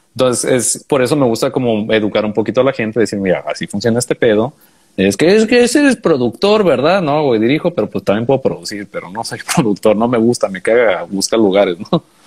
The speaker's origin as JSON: {"language": "Spanish", "town": "Tijuana", "region": "Baja California", "country": "Mexico", "said": "soy de Tijuana"}